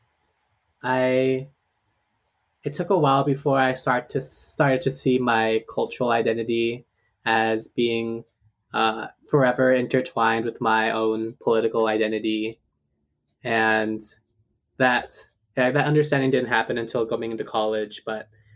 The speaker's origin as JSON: {"language": "English", "region": "Hawaii", "country": "United States", "tie": "born or raised there", "also_born_or_lived": "Seattle area (Duwamish land)", "moved": "as an adult", "lives_now": "Seattle, United States", "said": "how we lived together in Hawaii"}